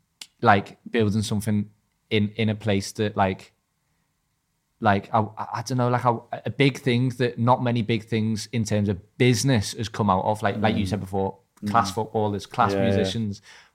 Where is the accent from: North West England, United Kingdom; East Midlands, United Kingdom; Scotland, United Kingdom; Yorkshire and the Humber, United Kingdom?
North West England, United Kingdom; Liverpool; growing up in Liverpool